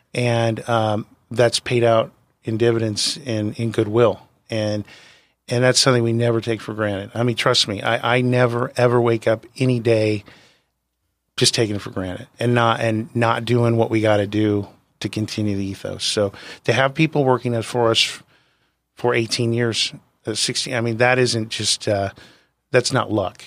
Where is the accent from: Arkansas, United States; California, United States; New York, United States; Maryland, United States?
California, United States; San Diego; I'm born and raised in San Diego